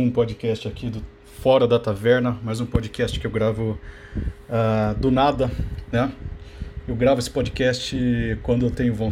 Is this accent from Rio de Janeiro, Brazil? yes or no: no; Campinas, São Paulo, Brazil; Eu sou aqui de Campinas, né? Eu frequento uma, uma, uma igreja aqui, a, a Catedral Metropolitana de Campinas.